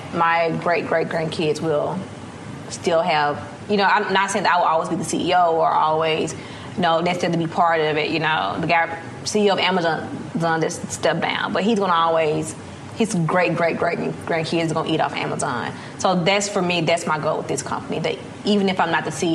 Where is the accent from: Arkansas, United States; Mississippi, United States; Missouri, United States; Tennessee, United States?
Mississippi, United States; Terry; moved away as an adult; also born or lived in Silicon Valley; I'm from Terry, Mississippi.